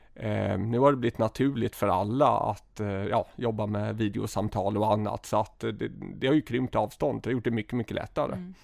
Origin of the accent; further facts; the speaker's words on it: Gothenburg, Västra Götaland, Sweden; jag är eh, född och uppvuxen i Göteborg, i, ehm, ja, i utkanten av Göteborg, i västra Göteborg, i något som heter Önnered